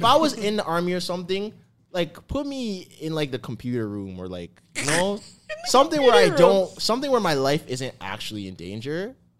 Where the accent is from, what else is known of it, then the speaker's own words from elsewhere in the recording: Canada; I'm Canadian.